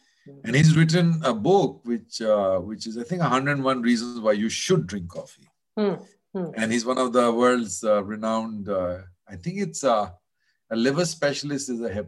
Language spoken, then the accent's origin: English; Kolkata, West Bengal, India; moved away as an adult; also born or lived in New York, United States; a lot when I lived in the US in New York. Mm. So, you know, I grew up in Calcutta.